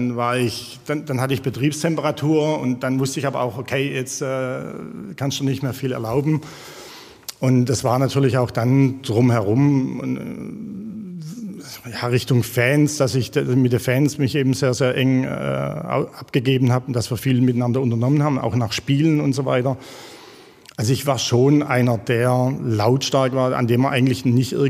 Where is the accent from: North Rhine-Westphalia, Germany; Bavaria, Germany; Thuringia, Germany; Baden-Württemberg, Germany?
Baden-Württemberg, Germany; Jagsthausen-Olnhausen; Du sagst es, ich komme aus dem Jagstal. Ähm, in Jagsthausen-Ollenhausen, so ein kleiner Teilort mit 300 Einwohnern, bin ich groß geworden.